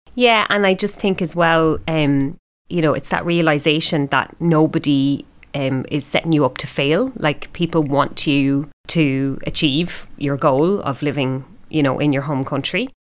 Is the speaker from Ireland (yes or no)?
yes; Ireland; now in Melbourne, Australia; me being Irish